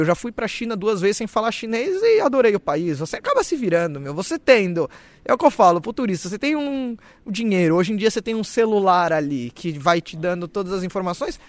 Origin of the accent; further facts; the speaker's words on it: Brazil; moved away; eu sou brasileiro